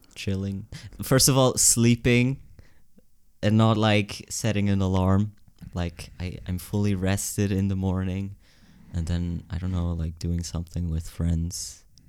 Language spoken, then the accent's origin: English; Kilchberg, Zurich, Switzerland; also born or lived in Gottikon; then we moved to Kilchberg, which is better. And there I went to, like, primary school